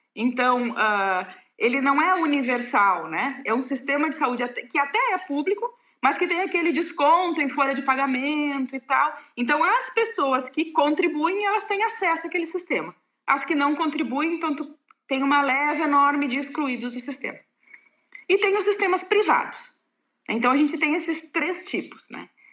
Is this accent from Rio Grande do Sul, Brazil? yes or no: yes; Pelotas, Rio Grande do Sul, Brazil; moved away as an adult; also born or lived in Dionísio Cerqueira / Chapecó; em Pelotas e depois de lá, que é a minha cidade natal, né?